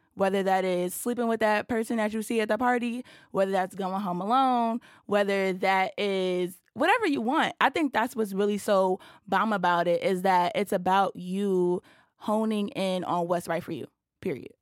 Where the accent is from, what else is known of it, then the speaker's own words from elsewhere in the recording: New York City, New York, United States; I'm from Brooklyn, New York